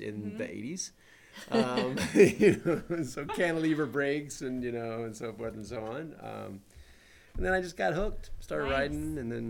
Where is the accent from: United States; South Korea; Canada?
United States; Oklahoma; also born or lived in Salt Lake City, Utah; now in Las Vegas, United States; I grew up in Oklahoma.